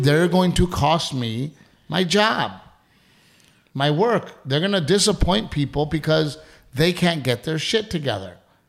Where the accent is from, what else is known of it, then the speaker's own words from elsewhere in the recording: Portland, Texas, United States; also born or lived in Gregory, Texas; growing up in Gregory, Portland, Texas, loving baseball